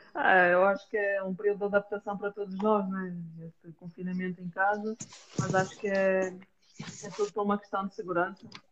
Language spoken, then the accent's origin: Portuguese; Portugal; nós, enquanto portuguesas